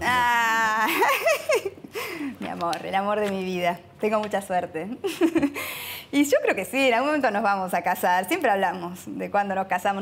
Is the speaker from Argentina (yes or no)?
yes; Argentina; somos argentinos